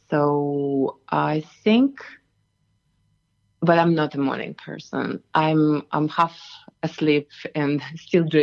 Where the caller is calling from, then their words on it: Katoomba, New South Wales, Australia; I am calling from Katoomba and um, it's rather chill morning here.